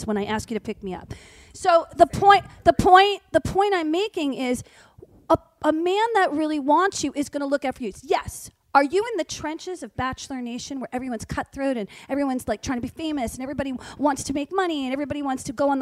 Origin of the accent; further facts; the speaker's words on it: Short Hills, New Jersey, United States; I grew up in Short Hills, New Jersey